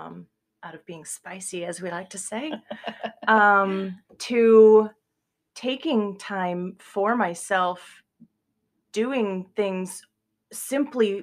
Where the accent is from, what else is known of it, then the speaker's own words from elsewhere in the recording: Cedar Rapids, Iowa, United States; Cedar Rapids, Iowa